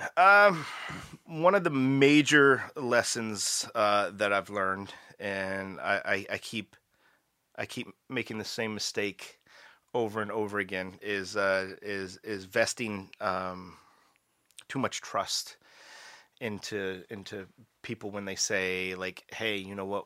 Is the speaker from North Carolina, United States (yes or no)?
no; Maryland, United States; now in Canada; I'm from Maryland